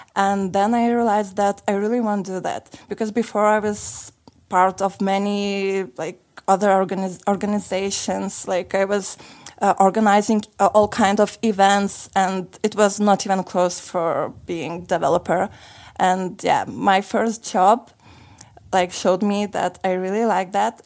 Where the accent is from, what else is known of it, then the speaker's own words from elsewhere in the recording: Lithuania; moved away as an adult; now in Sofia, Bulgaria; I am originally from Lithuania and for two last months I'm living in here in Bulgaria in Sofia